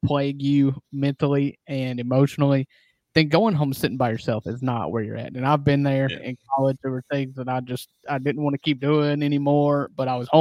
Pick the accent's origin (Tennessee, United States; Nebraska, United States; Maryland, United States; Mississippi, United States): Mississippi, United States; Kossuth; growing up on Kossuth water, they used to tell us